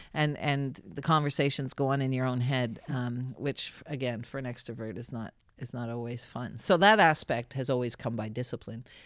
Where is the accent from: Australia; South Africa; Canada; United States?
Canada; Saint John, New Brunswick; moved away as an adult; also born or lived in Ottawa / United Kingdom; I grew up in Saint John, came, studied in Ottawa at Carleton